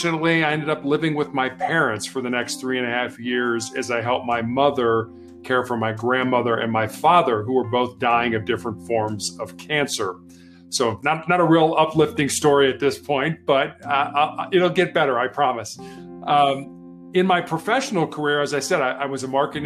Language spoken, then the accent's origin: English; Chicago, Illinois, United States; also born or lived in Charleston, South Carolina; I was born and raised in Chicago, Illinois